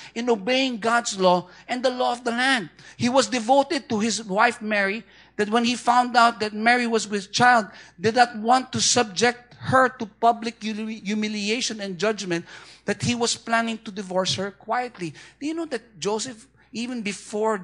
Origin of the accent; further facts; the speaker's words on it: Philippines; I'm Filipino